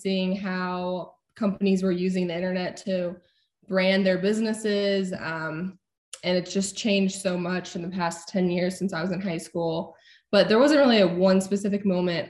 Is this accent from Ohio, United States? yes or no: yes; Ohio, United States; I was born and raised in Ohio